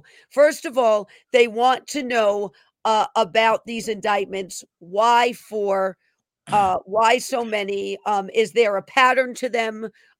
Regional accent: New York City, New York, United States; I'm from the Bronx. So we're neighbors. I was born and raised in the Bronx.

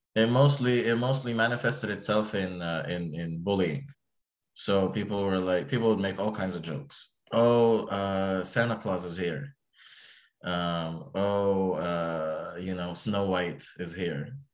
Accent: Egypt; now in United States; I'm from Egypt

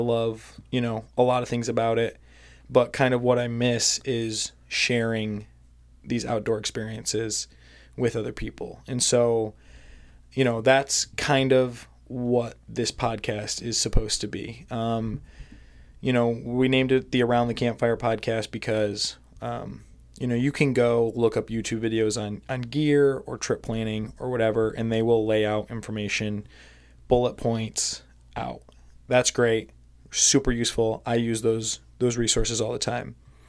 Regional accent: Michigan, United States; I grew up in Michigan, spending a lot of time outdoors, hunting, camping, stuff like that.

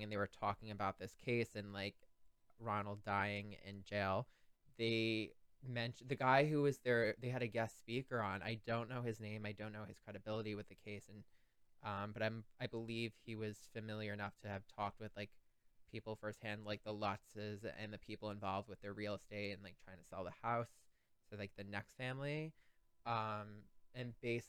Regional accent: Long Island, New York, United States; we're from Long Island.

